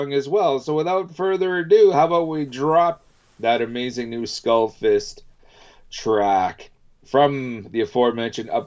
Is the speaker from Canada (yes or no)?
yes; Canada; being a Canadian